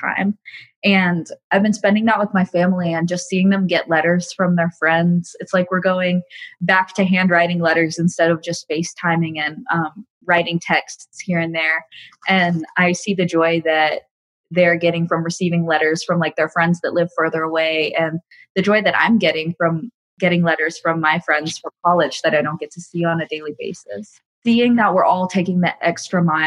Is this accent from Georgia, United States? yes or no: yes; Atlanta, Georgia, United States; I'm 19 years old, and I'm from Atlanta, Georgia